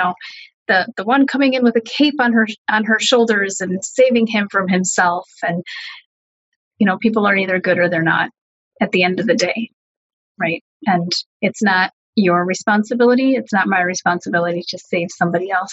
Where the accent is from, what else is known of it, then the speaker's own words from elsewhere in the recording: United States; my parents are Hungarian refugees, as is my brother and sister, and I was born here in the States